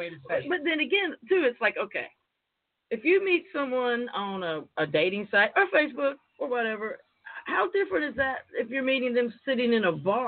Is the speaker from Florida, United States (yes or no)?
yes; Wakulla County, North Florida, United States; When I was a young child, I grew up, you obviously can tell I am not from New York City. I grew up in a rural area in North Florida called Wakulla County.